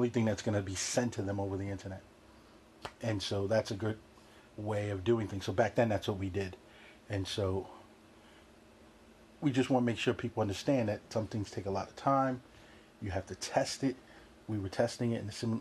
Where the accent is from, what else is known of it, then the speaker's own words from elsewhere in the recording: New York City, New York, United States; growing up in New York, you have that New York mentality